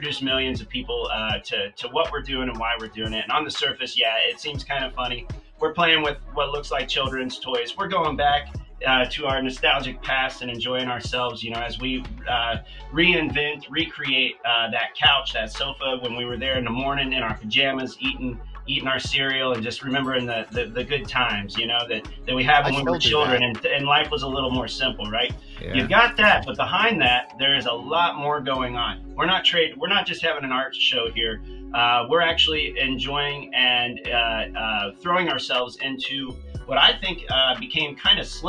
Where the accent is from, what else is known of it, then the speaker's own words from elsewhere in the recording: Ohio, United States; I'm out of Ohio, you know, which is kind of the Midwest USA here